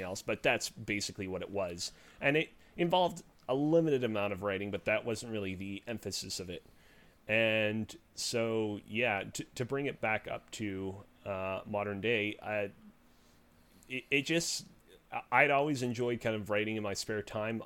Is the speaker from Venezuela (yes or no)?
no; Montreal, Quebec, Canada; I'm located in the great city of Montreal